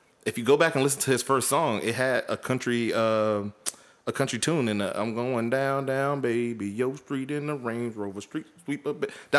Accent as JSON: {"language": "English", "region": "the South", "country": "United States", "said": "from the South"}